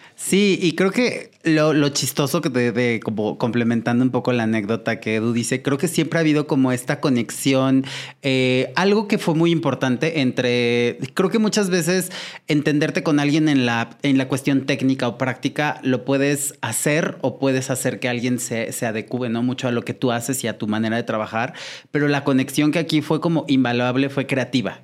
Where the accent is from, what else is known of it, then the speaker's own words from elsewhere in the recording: Puebla, Mexico; Yo soy de Puebla